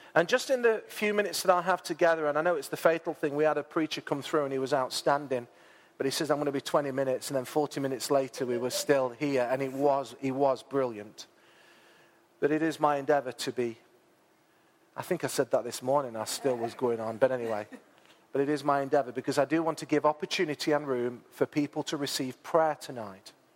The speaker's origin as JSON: {"language": "English", "town": "Mansfield", "region": "East Midlands", "country": "United Kingdom", "tie": "born or raised there", "moved": "as an adult", "said": "I'm in my hometown"}